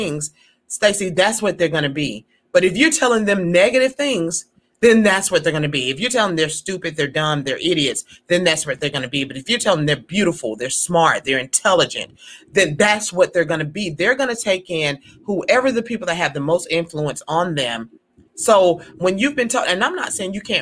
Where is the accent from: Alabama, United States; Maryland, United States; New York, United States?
Alabama, United States; growing up in Alabama